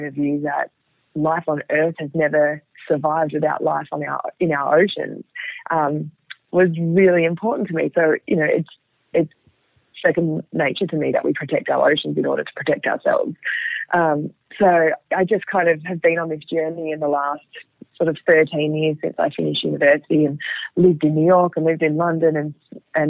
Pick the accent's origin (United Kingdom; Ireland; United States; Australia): Australia; Sydney, New South Wales; I grew up in Sydney and, you know, lived at the beach and in the bush through my childhood.